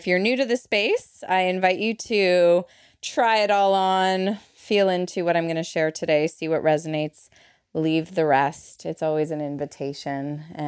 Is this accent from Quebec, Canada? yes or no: yes; Montreal, Quebec, Canada; moved away; I came over from Montreal with a tourist visa. I'm a Montrealais for my Montrealers in the house.